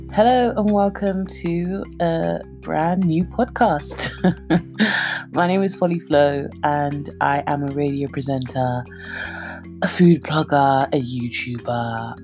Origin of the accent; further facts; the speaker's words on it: London, United Kingdom; moved away as an adult; now in Nigeria; I was born and brought up in London. I grew up in Redbridge, Ilford